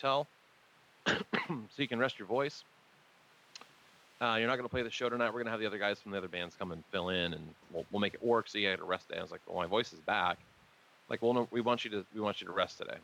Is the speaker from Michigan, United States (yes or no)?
no; Oregon, United States; also born or lived in Willamette Valley / Medford; I'm from Oregon